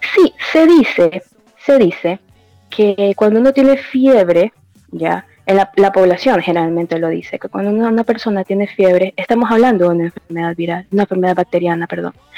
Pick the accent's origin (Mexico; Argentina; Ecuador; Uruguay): Ecuador; la población aquí de Ecuador es de bajos recursos